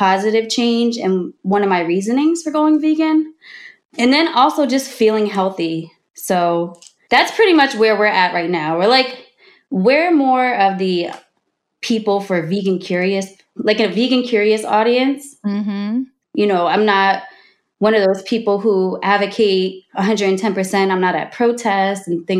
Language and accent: English; New Jersey, United States; we're from Jersey